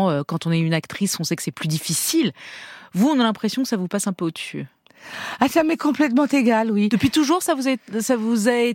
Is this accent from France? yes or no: yes; Tourcoing, Hauts-de-France, France; je suis née à Tourcoing-Nord